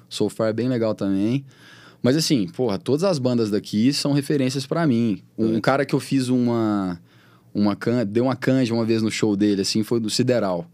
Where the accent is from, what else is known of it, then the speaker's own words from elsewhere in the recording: Patos de Minas, Minas Gerais, Brazil; now in Belo Horizonte, Brazil; eu nunca esqueço de onde eu sou, entendeu? Eu tô sempre em Patos, que é minha casa